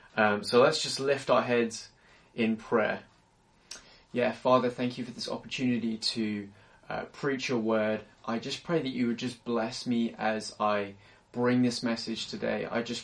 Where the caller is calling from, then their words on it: London, United Kingdom; I'm tuning in from London, England, and it's cold here.